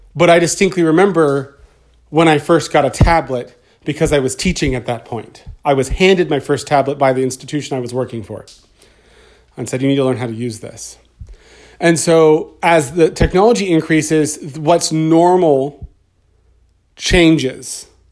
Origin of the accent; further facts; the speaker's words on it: United States; also born or lived in California; As an American citizen, as a citizen of California